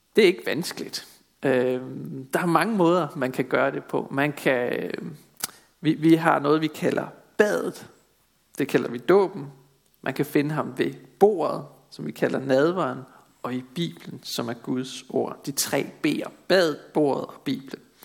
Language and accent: Danish; Denmark; vi som danskere er et folk, der vandrer i mørket